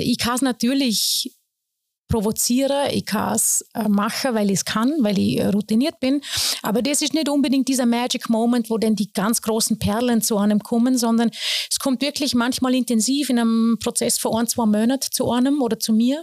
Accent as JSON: {"language": "German", "area": "Bregenz", "region": "Vorarlberg", "country": "Austria", "tie": "born or raised there", "also_born_or_lived": "Lustenau, Vorarlberg", "said": "ich bin ja als Seebrünstlerin aufgewachsen"}